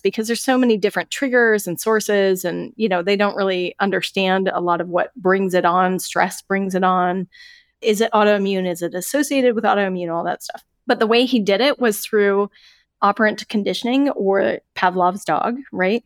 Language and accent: English; Colorado, United States; moved away as an adult; I moved away from Colorado